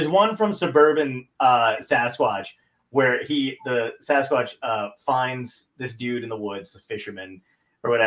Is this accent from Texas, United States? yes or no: no; Toms River, New Jersey, United States; I'm from Tom's River, New Jersey